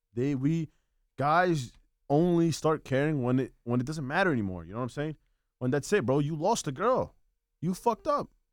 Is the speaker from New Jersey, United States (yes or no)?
yes; Bayonne, New Jersey, United States; I was born and raised in Bayon.